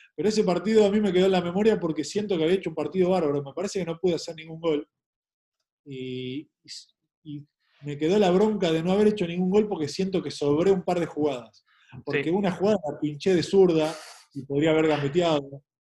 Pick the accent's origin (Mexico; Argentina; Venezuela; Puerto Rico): Argentina; moved away as an adult; also born or lived in Asunción, Paraguay; como futbolista argentino me siento